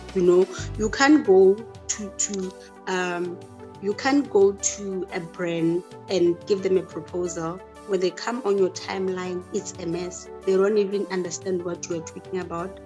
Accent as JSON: {"language": "English", "region": "Limpopo", "country": "South Africa", "moved": "yes", "lives_now": "Pretoria, South Africa", "said": "I'm from Limpopo, but I'm currently in Pretoria"}